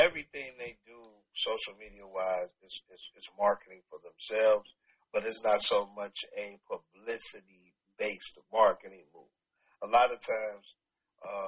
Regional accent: Chicago, Illinois, United States; I'm from Preston Park. I'm from right before you get to the Hunters. So, from 91st to 95th Street, Preston Park, that's me

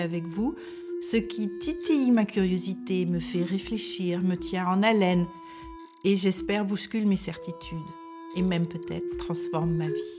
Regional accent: France; moved away as an adult; now in Denmark; Je suis française et je vis au Danemark depuis plus de 40 ans

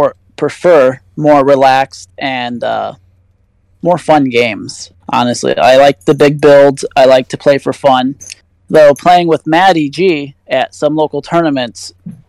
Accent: Northwest Indiana, United States; I'm right from Northwest Indiana

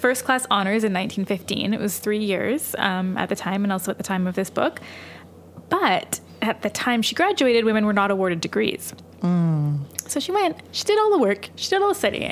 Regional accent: Canada; we are Canadian

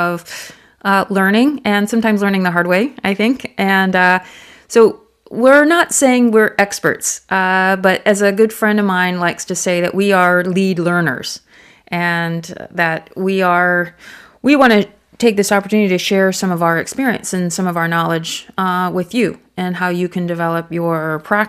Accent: United States; now in Thailand; I'm an American, and my Thai is good, but you know I'm not fluent

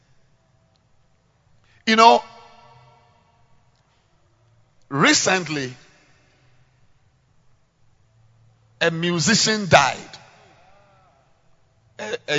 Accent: Ghana; I'm a Ghanaian living in Ghana

